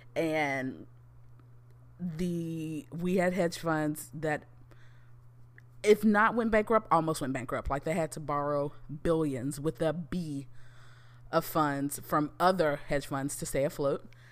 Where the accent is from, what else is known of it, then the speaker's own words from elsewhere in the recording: United States; we as American citizens